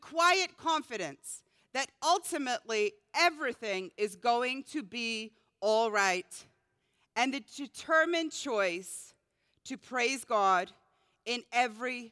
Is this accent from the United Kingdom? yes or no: yes; Scotland, United Kingdom; moved away; growing up in Scotland